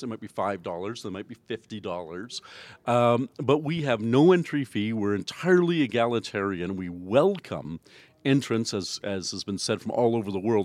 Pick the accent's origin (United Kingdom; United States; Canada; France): Canada; I'm the Canadian judge.